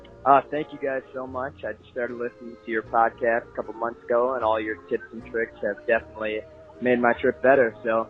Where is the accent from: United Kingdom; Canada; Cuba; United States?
United States; Kalamazoo, Michigan; I'm calling. I'm from Kalamazoo, Michigan, and I'm currently sitting in Hollywood Studios waiting for Star Wars fireworks to start.